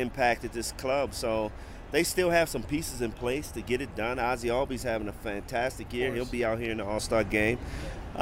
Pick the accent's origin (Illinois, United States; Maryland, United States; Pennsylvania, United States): Maryland, United States; Baltimore; I'm from Baltimore